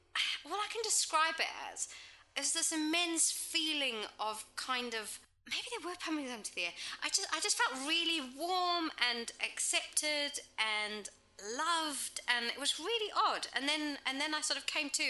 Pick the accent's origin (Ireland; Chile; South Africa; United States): South Africa; also born or lived in England; now in New Zealand; I grew up in South Africa